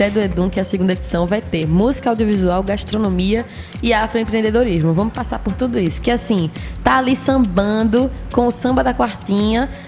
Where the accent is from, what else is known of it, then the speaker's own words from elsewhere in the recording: Peixinhos, Pernambuco, Brazil; Mas eu sou cria mesmo de peixinhos. Passei a vida inteira ali na Rua Vertentes.